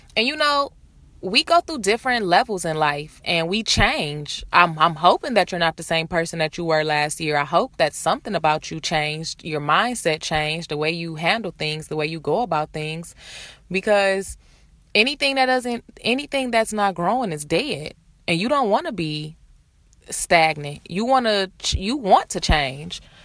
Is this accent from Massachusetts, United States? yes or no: no; Detroit, Michigan, United States; moved away as an adult; now in Los Angeles, United States; I'm from Detroit. I'm live in LA. I've been in LA for four years